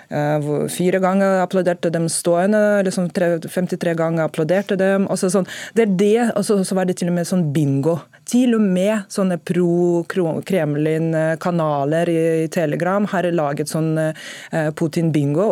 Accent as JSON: {"language": "Norwegian", "country": "Russia", "moved": "yes", "lives_now": "Norway"}